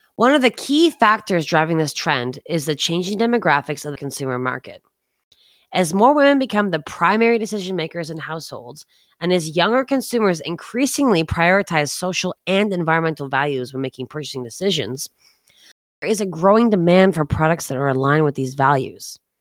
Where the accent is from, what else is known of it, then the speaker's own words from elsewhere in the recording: East Coast of Canada, Canada; moved away; also born or lived in Toronto / New York City; I grew up on the East Coast of Canada